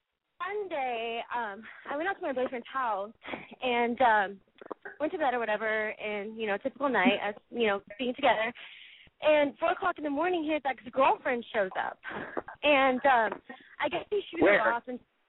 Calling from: Los Angeles, California, United States; I'm calling from Hollywood. I'm 28 years old.

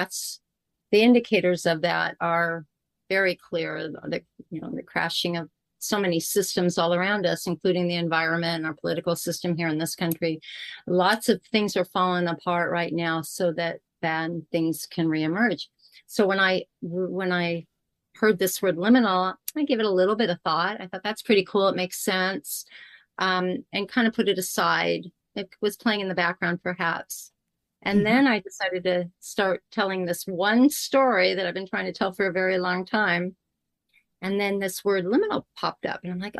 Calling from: California, United States; I am in Southern California right now with Grandmother Ocean, not that far from me.

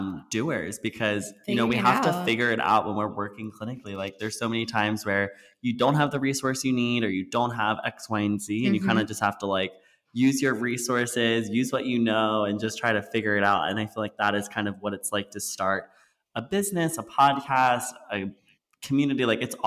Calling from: San Francisco, California, United States; also born or lived in East Coast / West Coast; We're calling from San Francisco.

